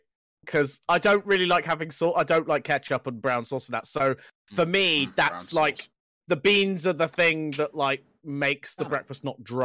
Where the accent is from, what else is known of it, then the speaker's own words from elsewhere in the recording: Dorset, South West England, United Kingdom; also born or lived in Devon / Somerset; now in Cornwall, United Kingdom; I've lived in all four southwestern counties. I was born in Dorset. I've lived in Devon.